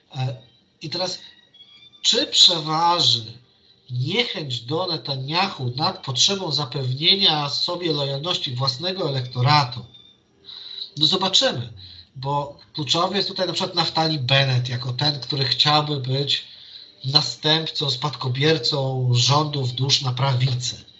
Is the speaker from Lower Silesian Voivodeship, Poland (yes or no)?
no; Warsaw, Masovian Voivodeship, Poland; ja jestem z Warszawy